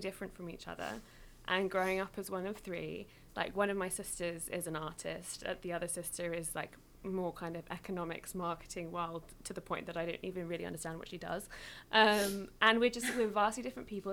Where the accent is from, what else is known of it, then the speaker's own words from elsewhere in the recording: England, United Kingdom; girl growing up in England with this like half Mexican, half English household